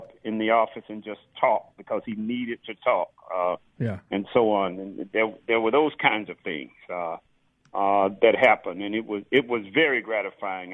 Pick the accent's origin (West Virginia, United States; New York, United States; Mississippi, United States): Mississippi, United States; Laurel; also born or lived in Southern California; now in Georgia, United States; I am Mississippi. I grew up in Mississippi